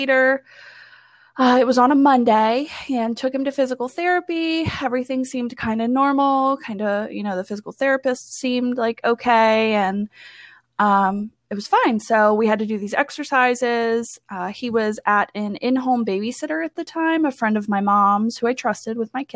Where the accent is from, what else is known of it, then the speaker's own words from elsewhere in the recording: Front Royal, Virginia, United States; I am from Front Royal, Virginia.